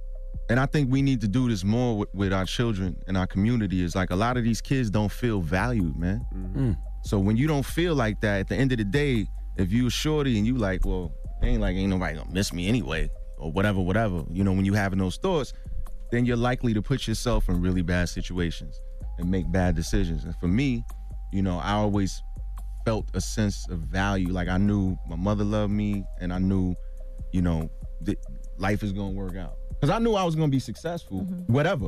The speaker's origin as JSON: {"language": "English", "town": "Brooklyn", "region": "New York", "country": "United States", "said": "we didn't get along initially because I'm from Brooklyn. He's from Manhattan."}